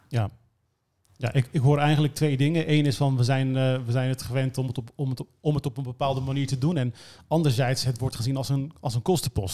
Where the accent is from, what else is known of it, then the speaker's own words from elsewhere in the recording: Netherlands; als marketeers en als Nederlanders